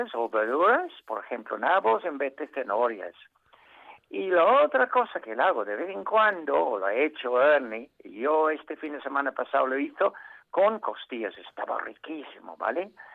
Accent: England, United Kingdom; Spanish is a second language; also born or lived in Asturias, Spain; now in Spain; nosotros los ingleses

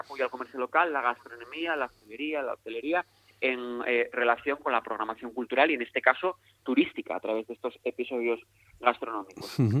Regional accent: Mieres, Asturias, Spain; las personas que somos de Mieres

